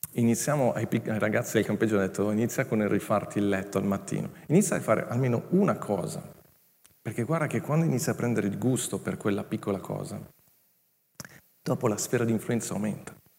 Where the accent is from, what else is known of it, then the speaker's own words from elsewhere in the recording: Milan, Lombardy, Italy; moved away as an adult; also born or lived in Legnago; Io sono cresciuto a Milano